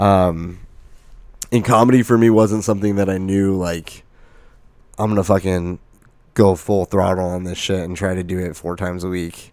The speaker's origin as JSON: {"language": "English", "town": "Lake Havasu City", "region": "Arizona", "country": "United States", "also_born_or_lived": "Flagstaff", "moved": "as an adult", "said": "I'm from Lake Havasu"}